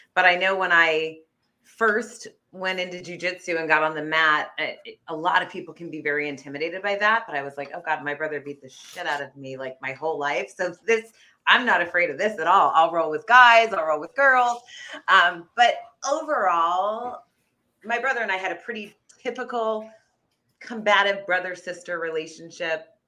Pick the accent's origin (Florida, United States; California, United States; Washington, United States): California, United States; Fremont; I was born in the Bay Area. I actually born in Fremont